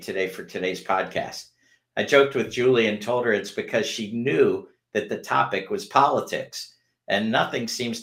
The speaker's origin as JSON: {"language": "English", "region": "Pennsylvania", "country": "United States", "tie": "born or raised there", "said": "my home state of Pennsylvania"}